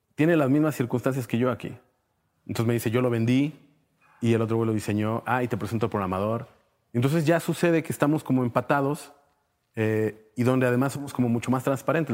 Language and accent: Spanish; Torreón, Coahuila, Mexico; also born or lived in Mexico City; now in Saltillo, Mexico; yo soy de Torreón, pero aquí nos conocimos